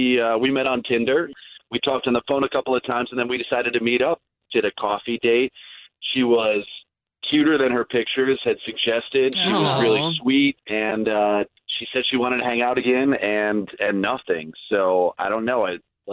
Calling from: Maitland, New South Wales, Australia

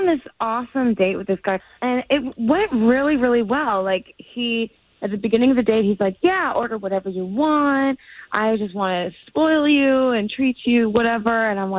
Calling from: Port Orange, Florida, United States; I'm from Port Orange.

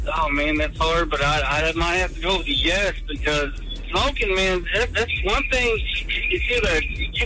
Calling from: Jacksonville, United States; I'm calling from Jacksonville.

